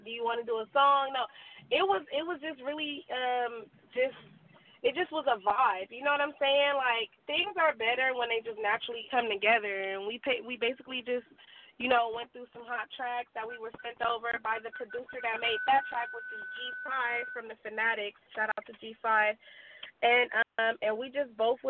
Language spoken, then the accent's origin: English; Los Angeles, California, United States; I'm from South Central LA, like, born and raised